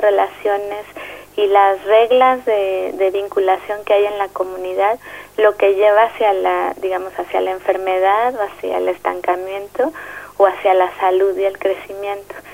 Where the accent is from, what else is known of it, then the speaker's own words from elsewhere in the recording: Mexico City, Mexico; soy psicóloga social y soy de la Ciudad de México.